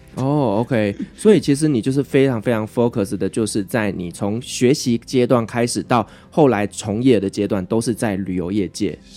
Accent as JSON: {"language": "Chinese", "region": "southern Taiwan", "country": "Taiwan", "said": "因为我是南部人。我自己也是南部人，对。所以我是南部人"}